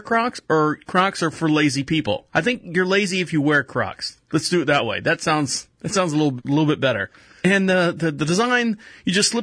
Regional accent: Orlando, Florida, United States; moved away as an adult; now in Charlotte, United States; I was born and raised in Orlando, Florida, and we moved up to North Carolina, Charlotte, North Carolina, probably about 8 years ago now

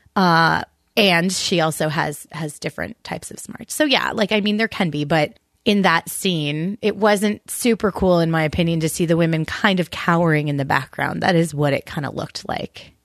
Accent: Canada; I'm just Canadian.

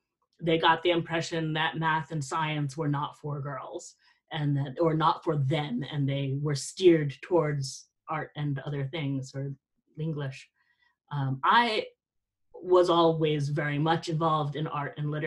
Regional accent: South Florida, United States; I grew up in South Florida.

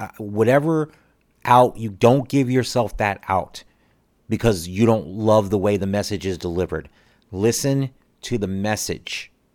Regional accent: United States; one American

